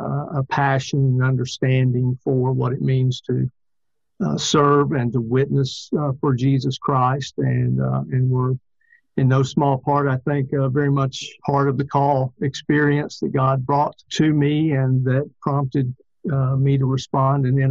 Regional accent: Hoover, Alabama, United States; moved away as an adult; also born or lived in Louisville, Kentucky / Southern Indiana; I'm from Hoover, Vestavia area, grew up here and went to Samford for my undergrad

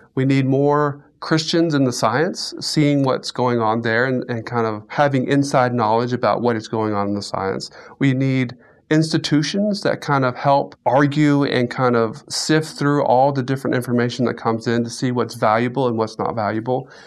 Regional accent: Central Florida, United States; moved away as an adult; now in Alabama, United States; I grew up in Florida, Central Florida, and so I am a native Floridian

